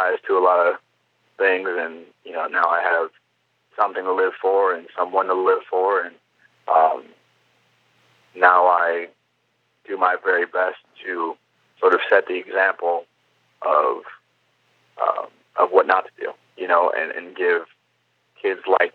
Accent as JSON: {"language": "English", "town": "Cleveland", "region": "Ohio", "country": "United States", "tie": "born or raised there", "said": "growing up in Cleveland"}